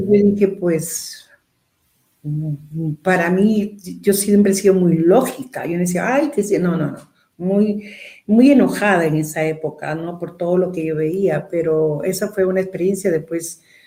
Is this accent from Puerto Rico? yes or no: no; Peru; todos los dos somos peruanos